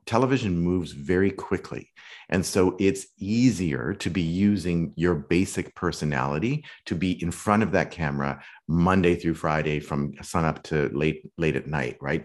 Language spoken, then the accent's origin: English; Saskatoon, Saskatchewan, Canada; moved away as an adult; also born or lived in London / New York / Malibu; now in Los Angeles, United States; I grew up in Canada, in Western Canada, in a great little city called Saskatoon.